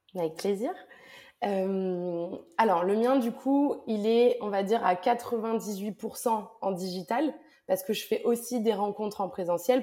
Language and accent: French; south of France, France; moved away; also born or lived in Lyon / Paris / Montreal / Glasgow; Je suis originaire du sud de la France et puis j'ai vécu euh, à Lyon, à Paris, un petit peu à Montréal et à Glasgow.